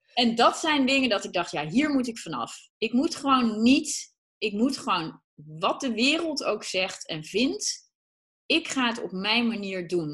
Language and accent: Dutch; Achterhoek, Gelderland, Netherlands; ik kom uit de Achterhoek